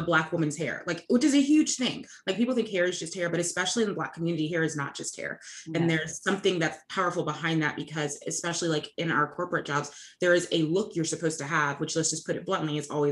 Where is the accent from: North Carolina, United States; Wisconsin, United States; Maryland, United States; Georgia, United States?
North Carolina, United States; where I grew up in North Carolina